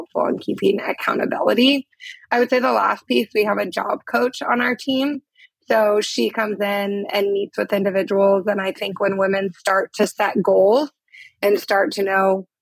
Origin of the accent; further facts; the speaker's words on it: Portland, Oregon, United States; moved away as an adult; also born or lived in Uganda; Portland, Oregon is my hometown